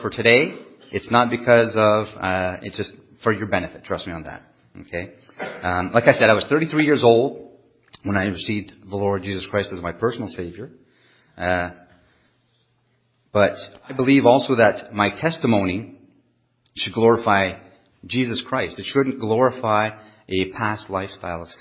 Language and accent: English; Canada; first language French; English is a second language; I'm French Canadian. I just speak loudly